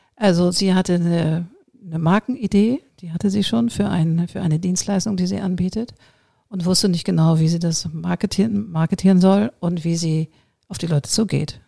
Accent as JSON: {"language": "German", "region": "Hamburg", "country": "Germany", "tie": "born or raised there", "also_born_or_lived": "New York", "said": "ich bin so eine geboren in Hamburg"}